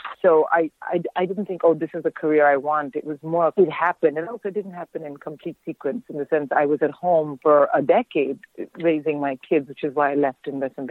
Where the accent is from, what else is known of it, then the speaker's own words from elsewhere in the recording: India; I'm born and raised in India, so when the weather is like this, I immediately think of home and I want to eat Indian food and drink hot tea.